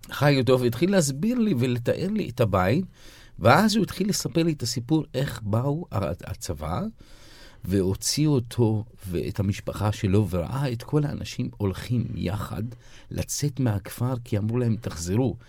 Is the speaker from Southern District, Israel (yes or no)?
no; Haifa, Haifa District, Israel; now in Jaffa, Israel; אני זוכר פעם אחת ציירתי דגל פלסטין על המרפסת אצלנו בחיפה, וגדלנו בוואדי ניסנס